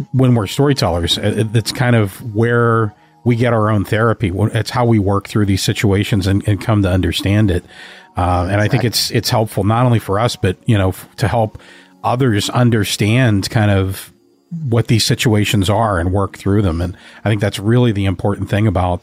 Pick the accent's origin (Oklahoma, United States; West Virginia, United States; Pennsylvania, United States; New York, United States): Pennsylvania, United States; Pittsburgh; I'm from Pittsburgh